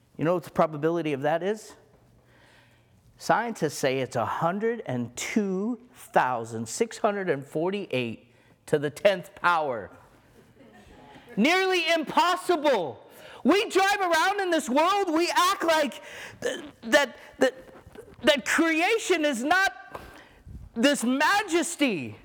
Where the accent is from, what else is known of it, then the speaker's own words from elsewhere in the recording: Egypt; moved away; I was born in Egypt